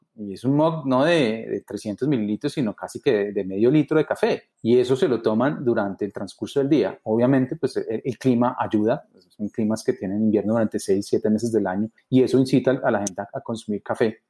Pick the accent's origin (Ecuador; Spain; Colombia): Colombia; los colombianos nos consideramos amantes del café